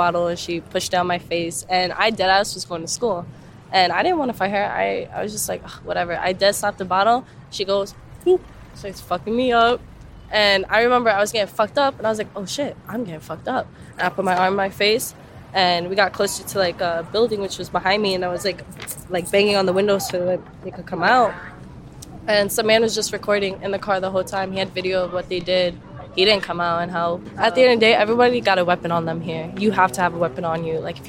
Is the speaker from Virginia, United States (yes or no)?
no; New York, United States; Listen, I'm from New York, so I've been assaulted.